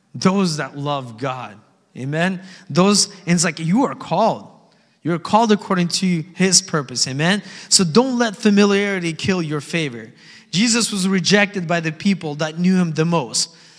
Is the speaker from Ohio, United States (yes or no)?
no; Alaska, United States; Growing up in Alaska, right, in the valley specifically, we're surrounded by beautiful mountains